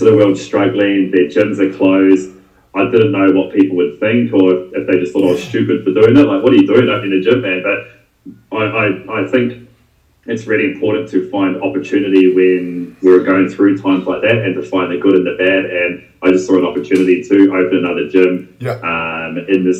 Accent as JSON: {"language": "English", "town": "Te Kuiti", "region": "Waikato", "country": "New Zealand", "tie": "born or raised there", "accent": "Kiwi", "moved": "as an adult", "lives_now": "Perth, Australia", "said": "I'm from a small town, central North Island, and it's called Tekawiti"}